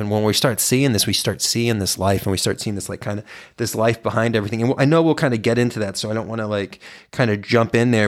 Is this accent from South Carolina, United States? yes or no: no; Texas, United States; I grew up in Texas